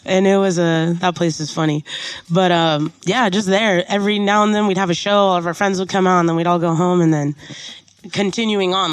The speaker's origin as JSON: {"language": "English", "town": "San Diego", "region": "California", "country": "United States", "tie": "born or raised there", "also_born_or_lived": "Portland, Oregon"}